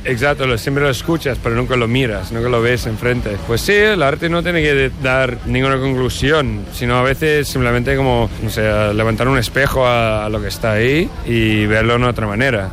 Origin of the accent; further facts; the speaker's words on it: New York, United States; Spanish is a second language; moved away as an adult; now in Barcelona, Spain; Crecí en Nueva York, pero ya llevo unos ocho años viviendo en el Raval